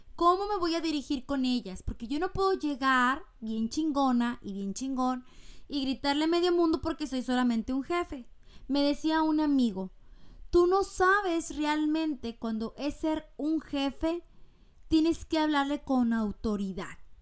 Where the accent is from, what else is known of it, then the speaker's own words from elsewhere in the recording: Mexico; now in United States; yo soy mexicana y estoy ahorita en Estados Unidos